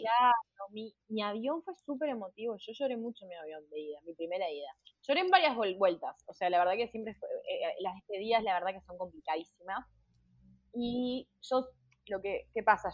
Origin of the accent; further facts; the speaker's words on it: Uruguay; moved away as an adult; now in Pamplona, Spain; soy la única uruguaya